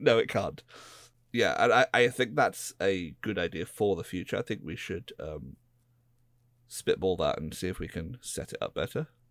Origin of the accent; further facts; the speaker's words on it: United Kingdom; I'm a British person